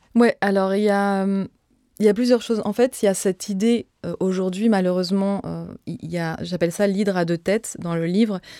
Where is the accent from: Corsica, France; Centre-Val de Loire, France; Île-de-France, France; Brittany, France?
Île-de-France, France; Joinville-le-Pont; also born or lived in Nogent-sur-Marne; j'ai grandi à Joinville-le-Pont et euh, un petit peu à Nogent-sur-Marne